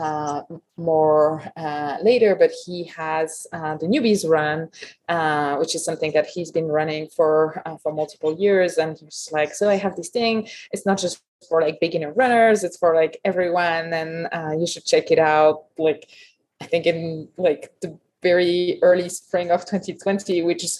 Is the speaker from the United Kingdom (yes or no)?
no; Paris, Île-de-France, France; English is a second language; moved away as an adult; also born or lived in Berkeley, California; now in Truckee, United States; I grew up in Paris in France. I was there until 2008 when I arrived in Berkeley